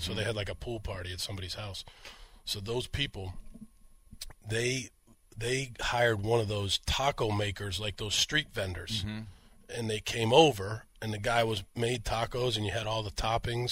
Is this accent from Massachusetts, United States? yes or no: yes; Boston area, Massachusetts, United States; moved away; My brother, Tom, played midget hockey in Scituate, Mass with Dave Silk